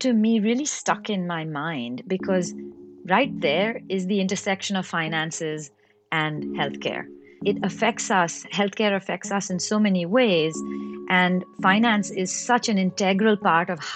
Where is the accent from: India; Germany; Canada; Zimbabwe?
India; Mumbai, Maharashtra; now in Chicago, United States; I was born and brought up in Mumbai, in India